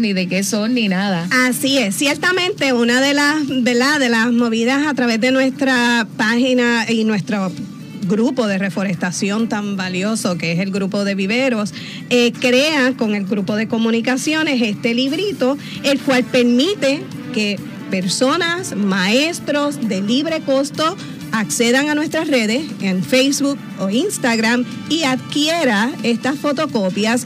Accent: Carolina, Puerto Rico; Yo soy metropolitana, con mucho orgullo soy de Carolina, pero trabajo aquí en San Juan

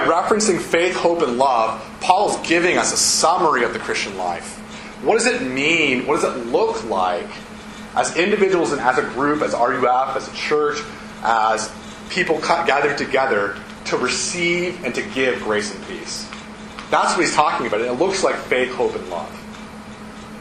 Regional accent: Ohio, United States; moved away as an adult; also born or lived in Davidson, North Carolina; I'm from Ohio

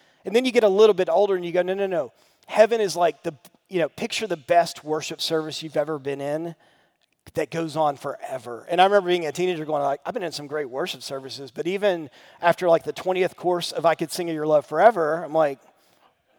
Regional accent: Sango, Tennessee, United States; I grew up here in Sango just like a couple minutes away

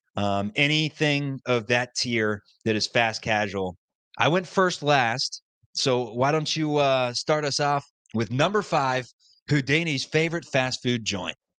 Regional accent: Cincinnati, Ohio, United States; We're from Cincinnati

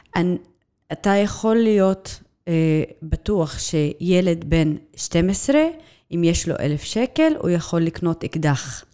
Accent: Nazareth, Northern District, Israel; נצרת היא עיר מולדתי. אני נולדתי, אה, שם

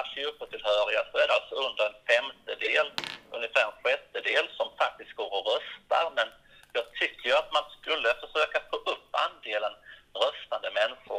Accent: Osby, Skåne, Sweden; blev jag ju invald i kommunfullmäktige här hemma i Osby kommun. Och, och innan dess har jag ju faktiskt varit engagerad i Svenska kyrkans unga, i miniorer, juniorer och tonårsgrupp här hemma i församlingen.

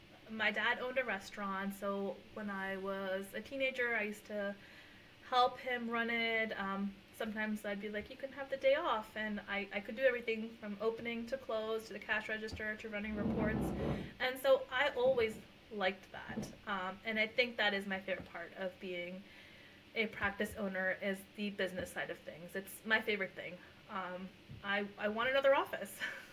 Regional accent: India; first language Punjabi; I'm not Hispanic. I'm Indian, and I also speak my language, which is Punjabi.

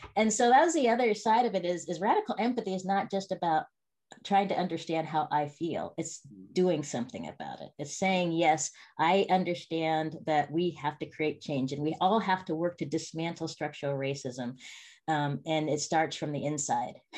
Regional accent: Spokane, Washington, United States; I grew up in a place called Spokane, Washington

